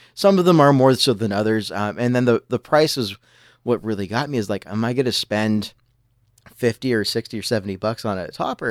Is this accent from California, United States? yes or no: yes; Southern California, United States; now in Washington, United States; I grew up in Southern California, and I grew up skating